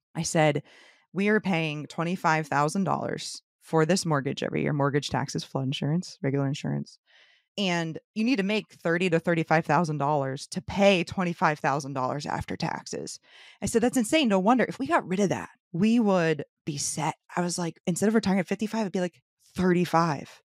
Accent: St. Petersburg, Florida, United States; born and raised Saint Petersburg.

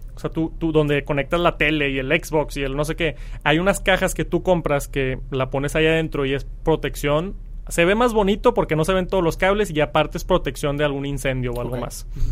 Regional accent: Mexico; soy de México

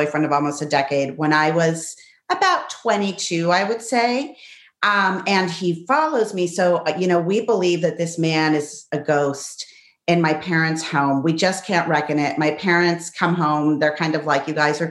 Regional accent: Pittsburgh, Pennsylvania, United States; also born or lived in La Plata, Argentina; I was born in Argentina, but grew up in Pittsburgh

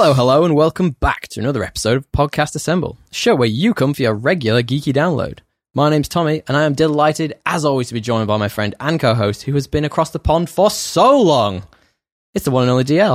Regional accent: United Kingdom; now in Sydney, Australia

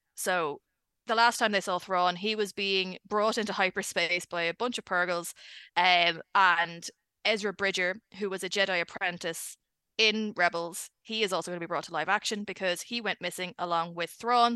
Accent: Ireland; accent: Irish; I'm Irish.

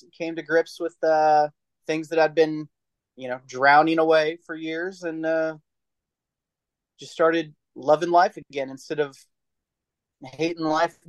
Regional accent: Texas, United States; now in San Diego, United States; I'm originally from Texas. My dad was military, and I'm in military now. So I've kind of lived all over the country and in Europe for a while, in Germany.

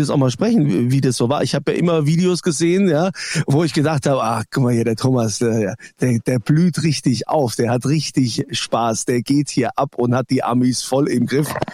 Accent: Germany; bei uns in Deutschland

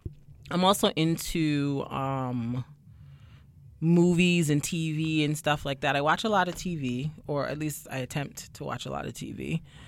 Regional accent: Brooklyn, New York, United States; also born or lived in Barbados / Queens; I just think I'm just a regular schmegler degler girl from Barbados / Queens / Brooklyn. I was born in Brooklyn, so I've been told I should claim it, but, you know.

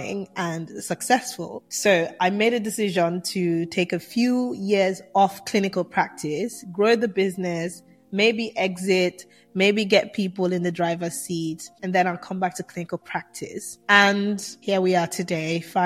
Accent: Nigeria; moved away; also born or lived in England; I'm Nigerian born, Nigerian raised, well, half Nigerian raised, half England raised, and I went through all of my teenage years in Nigeria

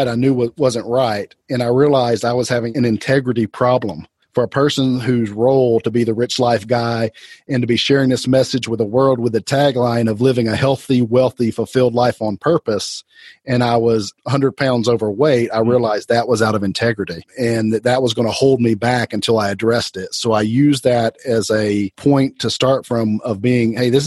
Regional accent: Atlanta, Georgia, United States; also born or lived in Athens, Georgia; I was born in Atlanta, went to school in Athens at the University of Georgia, about an hour away, and came back to Atlanta.

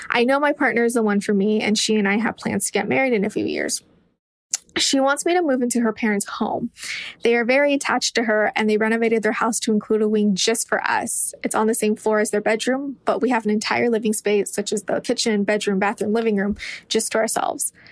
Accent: California, United States; So I'm from California and I've been dating my girlfriend for about five and a half years now. She is 25 and I'm 24.

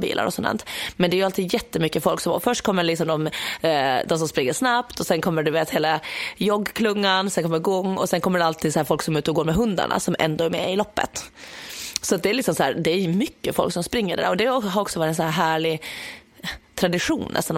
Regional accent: Åland Islands; now in Stockholm, Sweden; hemma på Åland

